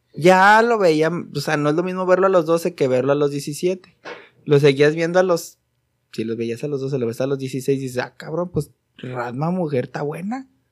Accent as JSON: {"language": "Spanish", "country": "Mexico"}